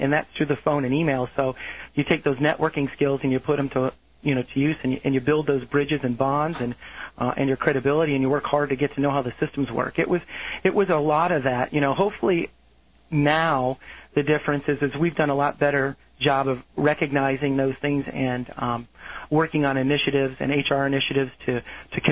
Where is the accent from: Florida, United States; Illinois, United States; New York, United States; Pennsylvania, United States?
Florida, United States; South; I grew up in South Florida